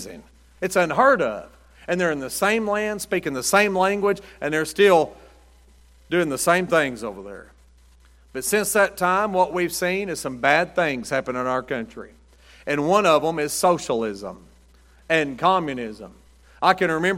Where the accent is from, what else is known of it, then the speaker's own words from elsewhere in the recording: United States; I'm an American